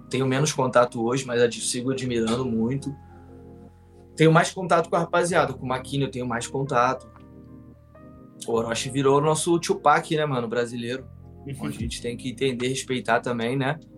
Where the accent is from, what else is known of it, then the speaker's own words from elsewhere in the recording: São Paulo, Brazil; A gente é de São, Paulo.